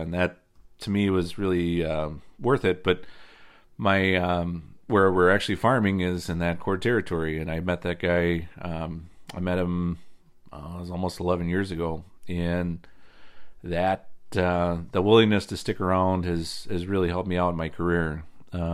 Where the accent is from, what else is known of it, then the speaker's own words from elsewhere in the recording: Indiana, United States; now in Wisconsin, United States; So I came from Indiana, where the low spots are always the wet spots. In Wisconsin, the side hills are the wet spots.